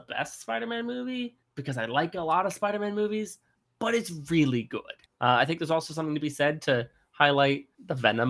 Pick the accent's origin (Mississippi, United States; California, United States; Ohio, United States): California, United States; Modesto; he's from one of the towns that counts as my hometown.